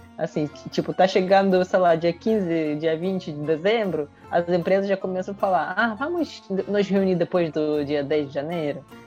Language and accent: Portuguese; Russia; now in Brazil